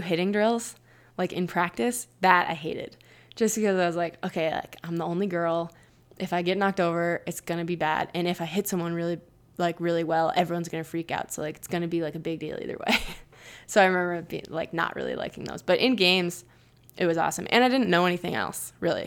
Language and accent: English; Ipswich, Massachusetts, United States; also born or lived in Beverly, Massachusetts / Carlisle, Massachusetts / Santa Barbara; I grew up in Ipswich